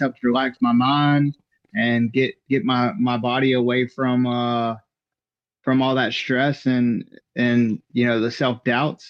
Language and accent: English; Georgia, United States; I'm from Georgia